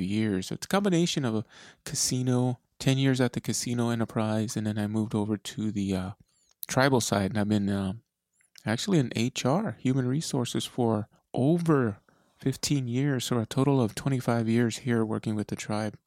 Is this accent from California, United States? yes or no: no; Eloy, Arizona, United States; now in Tucson, United States; That's where I was uh, pretty much born and raised in Eloy, Arizona.